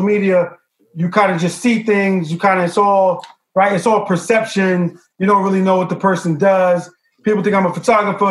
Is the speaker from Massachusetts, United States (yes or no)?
no; New York City, New York, United States; I'm from the Bronx